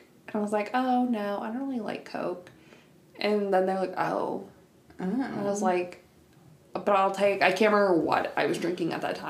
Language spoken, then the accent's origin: English; Cincinnati, Ohio, United States; it's more north than where I grew up in Cincinnati.